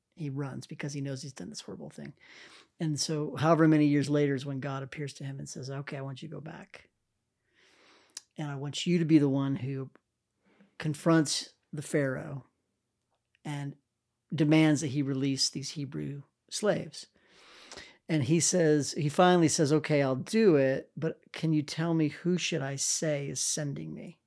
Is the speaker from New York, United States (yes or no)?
no; Cheyenne, Wyoming, United States; now in Oklahoma City, United States; I grew up in Wyoming